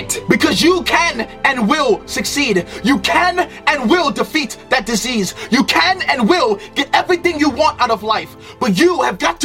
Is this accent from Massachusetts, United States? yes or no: no; New York City, New York, United States; also born or lived in Trinidad; I was born in Trinidad but raised in Brooklyn, New York